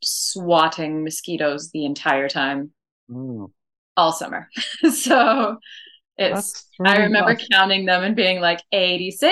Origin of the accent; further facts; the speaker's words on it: Saskatoon, Saskatchewan, Canada; moved away as an adult; now in Madrid, Spain; Saskatoon was great and cold and mosquito-filled place to grow up